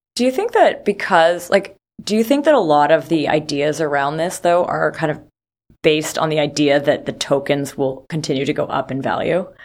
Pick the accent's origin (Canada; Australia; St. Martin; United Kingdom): Canada; I'm from Canada